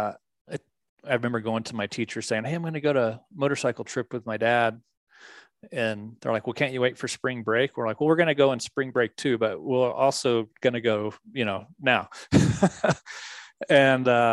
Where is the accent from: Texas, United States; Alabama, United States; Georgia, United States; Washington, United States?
Texas, United States; Dallas; I grew up just outside of Dallas, Texas